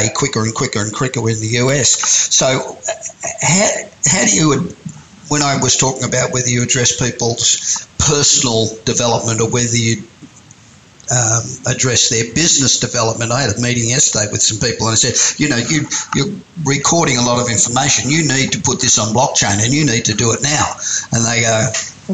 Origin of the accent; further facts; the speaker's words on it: Australia; moved away as an adult; now in United States; I'm from Australia, obviously, but I've been living in the States for 30 years